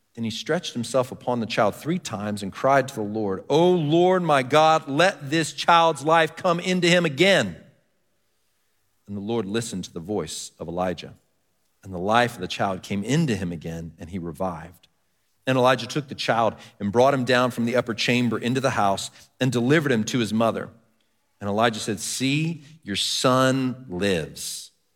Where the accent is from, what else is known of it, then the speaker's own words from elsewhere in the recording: Texas, United States; I grew up in Texas